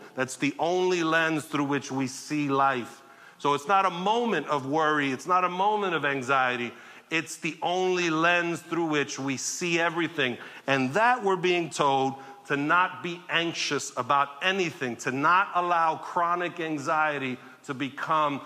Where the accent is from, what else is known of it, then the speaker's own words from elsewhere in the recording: New York City, New York, United States; I grew up in Sunset Park in the 80s and 90s and saw some stuff during that time in New York